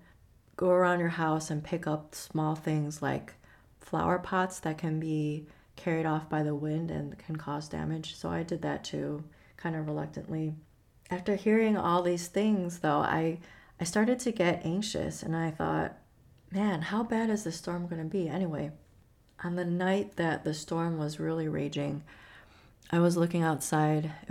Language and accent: English; Chicago, Illinois, United States; moved away; I grew up in Chicago